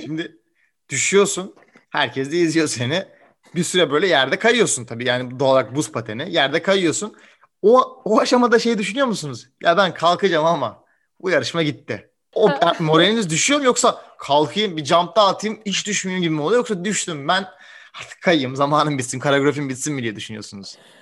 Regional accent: Turkey; Türkiye'de doğmuş

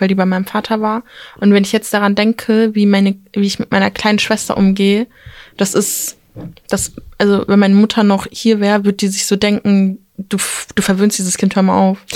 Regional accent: Turkey; ich komme aus der Türkei

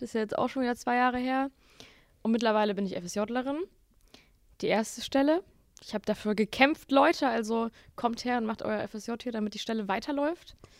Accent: Bottrop, North Rhine-Westphalia, Germany; ich komme aus Bottrop

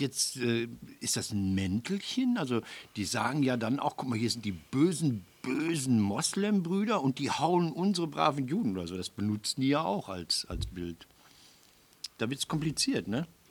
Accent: Marl, North Rhine-Westphalia, Germany; In Mahl, wo ich herkomme

